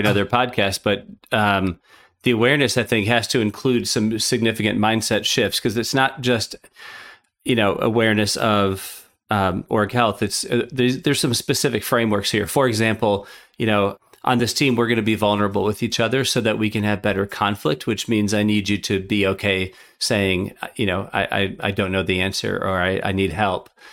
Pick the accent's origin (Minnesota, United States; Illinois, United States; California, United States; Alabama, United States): Minnesota, United States; now in Chicago, United States; I grew up in Minnesota and now I live in Chicago